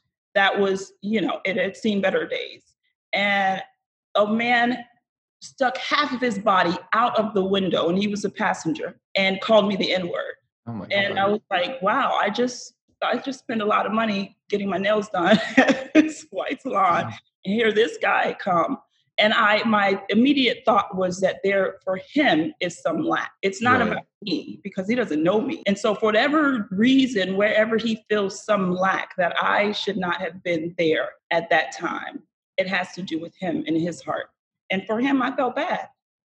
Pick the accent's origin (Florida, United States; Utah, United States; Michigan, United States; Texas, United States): Florida, United States; Fort Lauderdale; I grew up in South Florida, in Fort Lauderdale